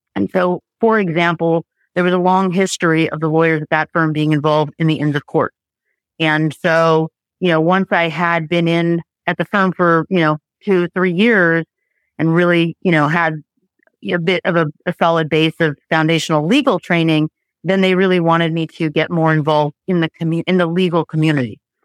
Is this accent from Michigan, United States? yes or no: no; Los Angeles, California, United States; moved away as an adult; now in Marin County, United States; Born and raised in Tarzana, Woodland Hills, Encino area